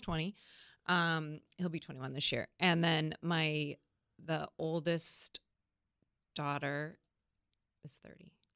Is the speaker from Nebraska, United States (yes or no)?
no; Napa Valley, California, United States; now in San Diego, United States; I grew up in Napa Valley